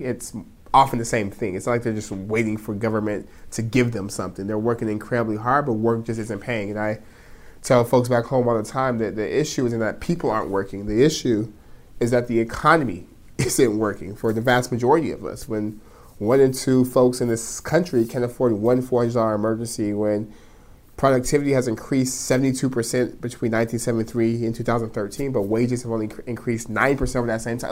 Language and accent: English; Stockton, California, United States; I'm born and raised in Stockton. Stockton's home